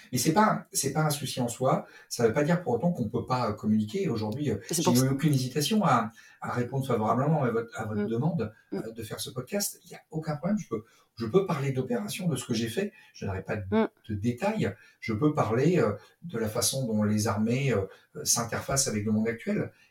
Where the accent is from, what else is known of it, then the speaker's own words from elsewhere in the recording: Brittany, France; je suis donc je suis né en Bretagne. J'ai passé une bonne partie de, ma jeunesse en Bretagne